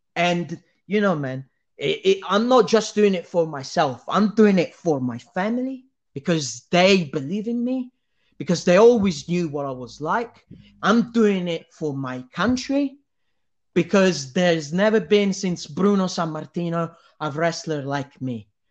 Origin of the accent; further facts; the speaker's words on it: Italy; I'm Italian